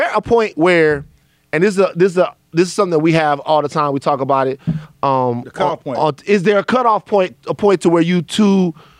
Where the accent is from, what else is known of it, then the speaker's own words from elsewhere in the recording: Louisiana, United States; moved away; I'm from Louisiana